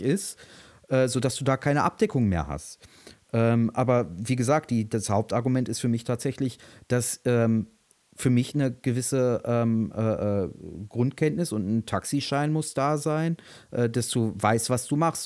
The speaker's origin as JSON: {"language": "German", "region": "Berlin", "country": "Germany", "said": "als Berliner"}